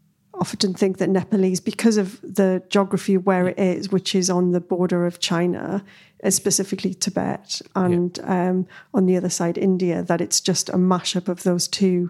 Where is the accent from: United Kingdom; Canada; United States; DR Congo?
United Kingdom; Newcastle, North East England; But I mean, London, you know, I came from Newcastle and London was a bit like, ooh.